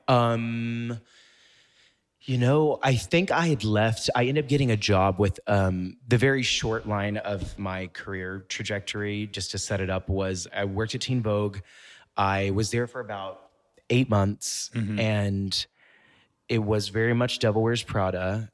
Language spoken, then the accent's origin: English; Mississippi, United States; moved away as an adult; also born or lived in Memphis, Tennessee; now in New York City, United States; I grew up in Mississippi, but a lot of what I did was around Memphis, Tennessee